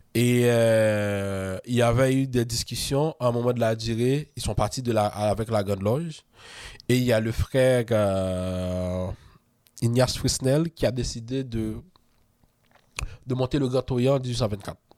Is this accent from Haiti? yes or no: yes; Haiti; moved away as an adult; now in Quebec, Canada; on est beaucoup d'Haïtiens hein, à être mm. franc-maçon